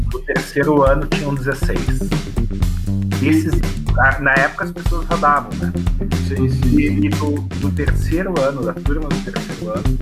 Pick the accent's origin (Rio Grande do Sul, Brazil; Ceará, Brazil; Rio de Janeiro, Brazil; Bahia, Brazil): Rio Grande do Sul, Brazil; Lajeado; Eu sou de Lajado, eu concluí o, o segundo grau, né, que hoje é o ensino médio